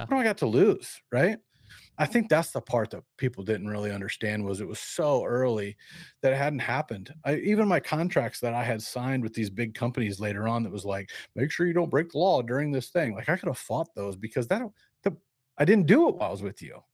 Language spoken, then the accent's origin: English; Peoria, Illinois, United States; also born or lived in Barton, Illinois; I grew up in Peoria, Illinois, and Barton